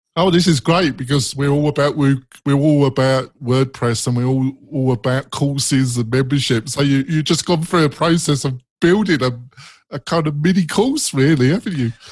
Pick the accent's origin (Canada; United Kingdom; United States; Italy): United Kingdom; England; accent: English; my English accent